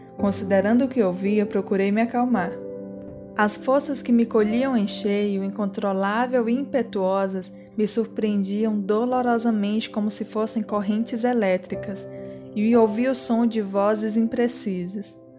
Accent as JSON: {"language": "Portuguese", "country": "Brazil", "tie": "born or raised there", "said": "nasci no Brasil"}